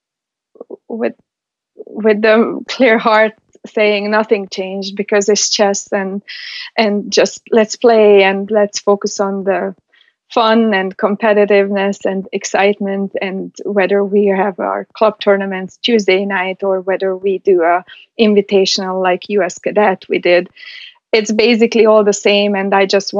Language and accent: English; Hungary; moved away; I'm from Hungary. So we basically live and breathe chess. So from being raised in Hungary